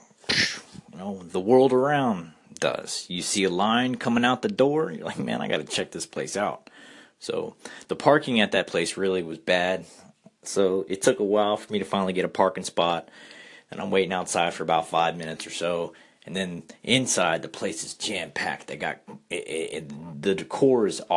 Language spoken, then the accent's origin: English; South Florida, United States; also born or lived in Kentucky; now in Louisiana, United States; I grew up in South Florida and met my wife in Kentucky